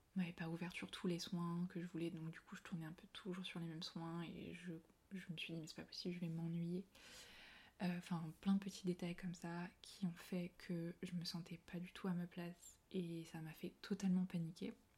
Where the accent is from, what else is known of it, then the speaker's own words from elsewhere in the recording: Puy-de-Dôme, Auvergne-Rhône-Alpes, France; moved away as an adult; also born or lived in Paris; je suis revenue vivre voilà, chez moi, dans le Puy-Dôme